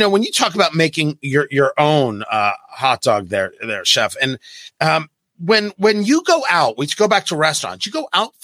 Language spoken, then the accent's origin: English; New Jersey, United States; also born or lived in Brooklyn, New York; And I grew up in Jersey, born in Brooklyn, grew up in Jersey.